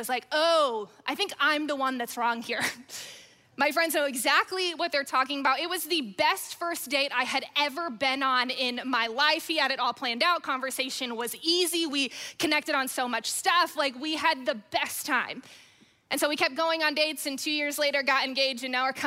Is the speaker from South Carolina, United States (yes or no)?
yes; South Carolina, United States; I grew up in South Carolina